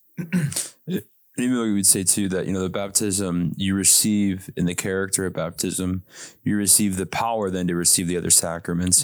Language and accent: English; South Dakota, United States; growing up in South Dakota